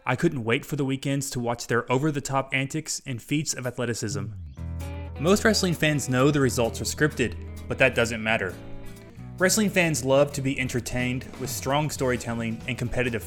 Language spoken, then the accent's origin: English; Kentucky, United States; I grew up in Kentucky